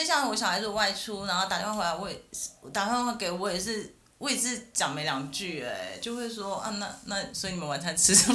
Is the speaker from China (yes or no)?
no; Taichung, Taiwan; now in Taipei, Taiwan; 我是台中人，但是我现在在台北上班，在台北生活